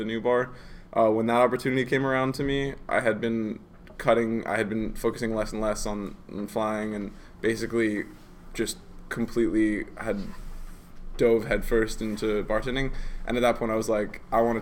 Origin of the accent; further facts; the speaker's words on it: United States; moved away as an adult; now in Iceland; I grew up in America, so I spent most of my childhood living there. I went to high school there, all